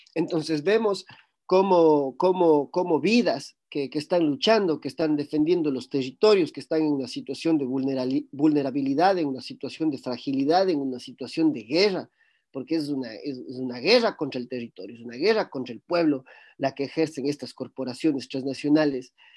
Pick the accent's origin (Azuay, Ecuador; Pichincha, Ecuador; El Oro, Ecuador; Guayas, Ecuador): Azuay, Ecuador; Cuenca; en el cantón Cuenca, en el cual yo nací